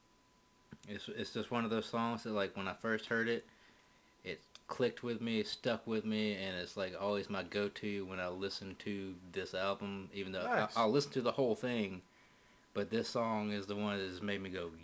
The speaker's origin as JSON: {"language": "English", "region": "the South", "country": "United States", "said": "I'm from the South."}